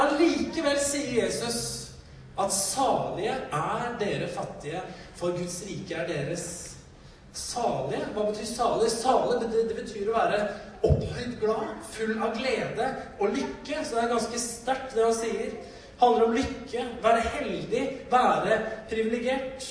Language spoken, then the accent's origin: Norwegian; Norway; Vi kom fra Norge. Vi kom fra et annet kongerike som hadde så uendelig mye mer ressurser